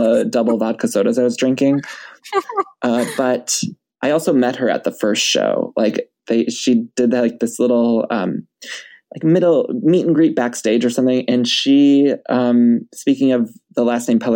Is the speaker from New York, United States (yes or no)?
no; Ohio, United States; also born or lived in Chicago; now in California, United States; I'm from Ohio. And then I lived in Chicago for a couple years before California. So I'm Midwest.